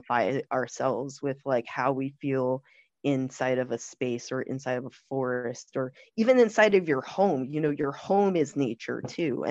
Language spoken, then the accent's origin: English; New York City, New York, United States; also born or lived in California; now in Philadelphia, United States; I'm from New York City, but I was gonna move to Philly